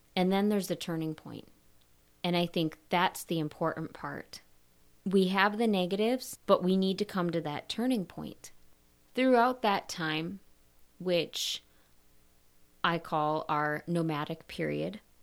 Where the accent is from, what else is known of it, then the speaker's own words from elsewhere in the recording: Minnesota, United States; moved away as an adult; also born or lived in Michigan / Wisconsin / Texas; I grew up in Minnesota